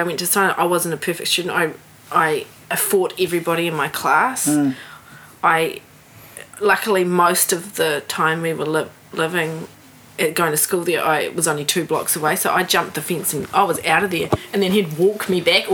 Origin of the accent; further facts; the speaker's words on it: New Zealand; also born or lived in Sydney, Australia / San Diego, United States / Hawke's Bay, New Zealand; I'm from New Zealand. I'm not European. I am actually a New Zealander, but I'm not Māori.